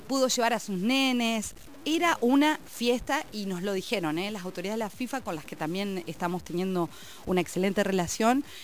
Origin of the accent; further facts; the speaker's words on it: Paraná, Entre Ríos, Argentina; moved away as an adult; also born or lived in Rosario; now in New Zealand; me fui a Rosario, yo soy de Paraná, me fui a Rosario